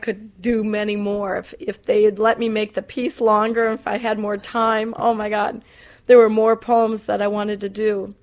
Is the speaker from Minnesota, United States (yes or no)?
yes; Southwest Minnesota, United States; I'm from the Midwest. I'm from Southwest Minnesota.